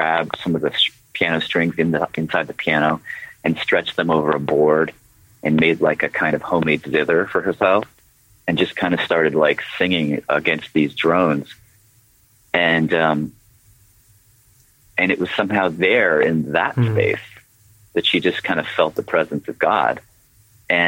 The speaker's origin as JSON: {"language": "English", "town": "Nashville", "region": "Tennessee", "country": "United States", "tie": "born or raised there", "said": "growing up in Nashville"}